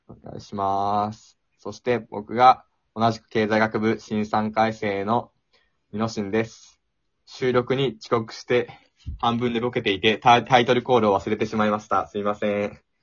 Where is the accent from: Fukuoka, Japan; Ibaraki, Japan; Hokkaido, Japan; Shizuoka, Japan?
Ibaraki, Japan; now in Osaka, Japan; 僕、茨城県民なんで、その、地元での、やっぱ大阪大学の知名度ってのはやっぱそこまで高くない